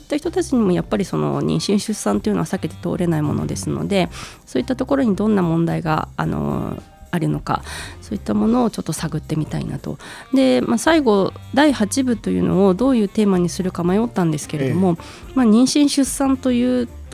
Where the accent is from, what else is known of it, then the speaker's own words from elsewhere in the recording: Gunma, Japan; moved away as an adult; also born or lived in Kobe; 実家の両親を頼ってあの2018年にまたこちらに地元に戻ってきた